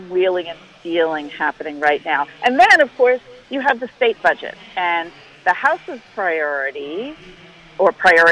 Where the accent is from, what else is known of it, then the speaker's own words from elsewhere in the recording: New York, United States; moved away; I'm from New York